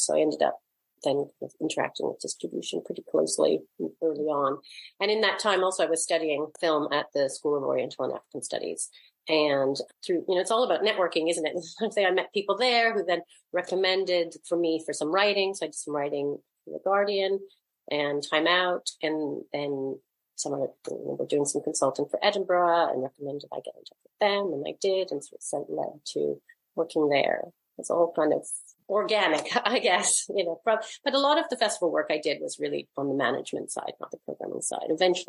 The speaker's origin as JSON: {"language": "English", "country": "Canada", "tie": "born or raised there", "also_born_or_lived": "Toronto, Canada / Vancouver, Canada", "said": "Yeah, I grew up in Canada, in different parts of Canada, mostly Toronto and Vancouver."}